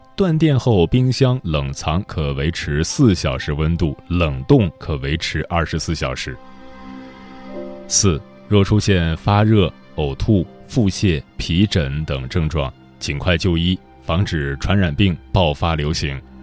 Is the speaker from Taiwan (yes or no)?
no; Gongyi, Henan, China; moved away; 我也是和男人老家在巩义，家里的房子也被冲毁了